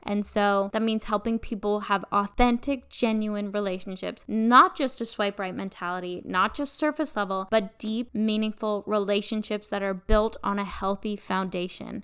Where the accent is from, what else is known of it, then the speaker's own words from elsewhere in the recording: northern British Columbia, Canada; also born or lived in Vancouver; I was born and raised in a very small town up in northern B C.